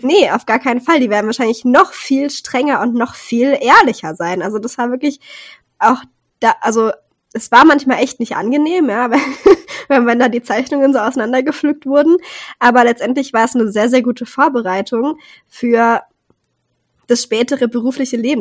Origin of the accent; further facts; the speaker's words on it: Rhineland-Palatinate, Germany; ich komme ja aus Rheinland-Pfalz und da haben wir sehr, sehr viele Tanzgruppen